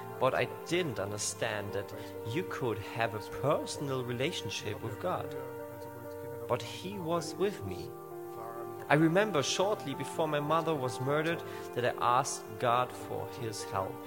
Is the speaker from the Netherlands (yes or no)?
no; Bregenz, Vorarlberg, Austria; about 20 miles away from my hometown of Bregenz